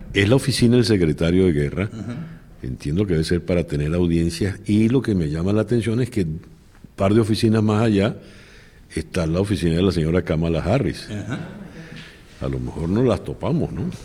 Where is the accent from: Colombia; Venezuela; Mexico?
Venezuela; now in United States; los venezolanos somos un solo bloque, una sola comunidad